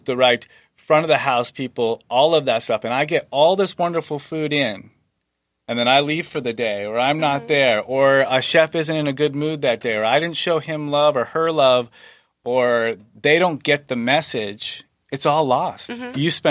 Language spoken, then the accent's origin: English; Maine, United States; now in San Diego, United States; I grew up in Maine